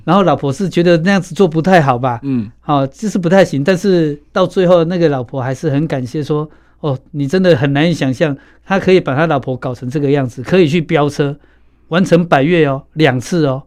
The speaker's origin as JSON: {"language": "Chinese", "region": "Kaohsiung", "country": "Taiwan", "tie": "born or raised there", "said": "冈山。我也是冈山诶"}